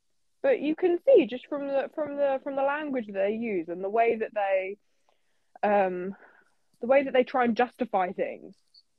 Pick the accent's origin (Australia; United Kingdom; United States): United Kingdom; I'm a British person. I'm half Middle Eastern. I've always lived in the UK.